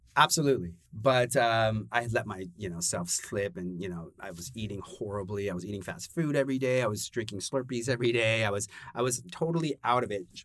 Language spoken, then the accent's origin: English; Los Angeles, California, United States; moved away as an adult; also born or lived in Brooklyn, New York; now in New York, United States; born and raised in Los Angeles